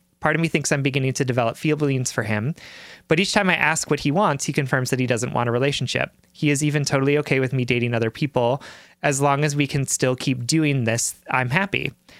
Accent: Deep South, United States; I grew up in the Deep South in a very religious community

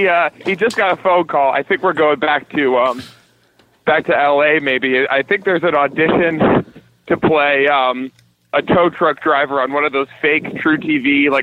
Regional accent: Boston, Massachusetts, United States; now in Los Angeles, United States; Yeah, I'm from Boston.

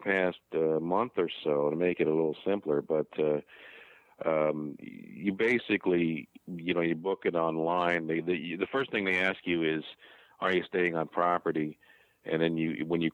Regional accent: New Jersey, United States; we are three guys from Jersey

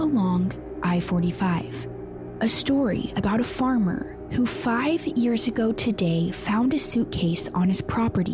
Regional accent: a small town outside of Madisonville, Texas, United States; I spent a lot of my childhood in a small town outside of Madisonville, Texas

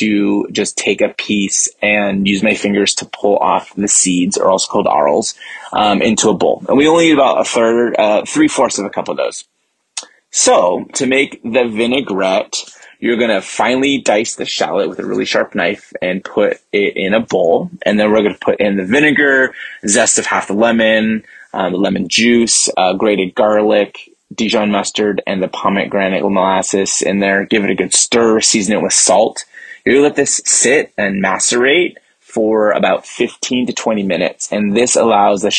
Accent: San Francisco Bay Area, California, United States; I am from the San Francisco Bay Area

